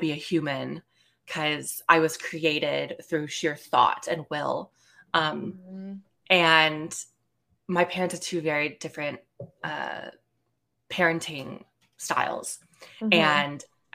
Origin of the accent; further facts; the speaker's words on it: Bay Area, California, United States; also born or lived in Los Angeles, California; I born and raised California. I've always lived in California, granted different parts of California, but I grew up in the Bay Area.